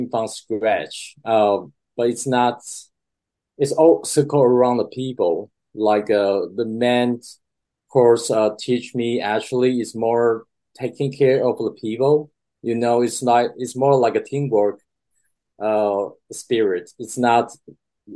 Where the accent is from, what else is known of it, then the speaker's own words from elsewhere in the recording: Taiwan; moved away as an adult; also born or lived in Boston; I grew up in Taiwan